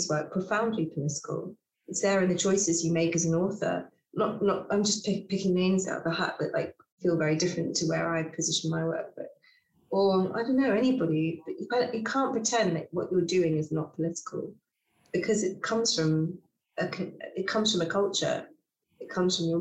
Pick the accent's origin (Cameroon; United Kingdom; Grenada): United Kingdom; England; I am more comfortable in my home country of England than I probably am in other places where I didn't grow up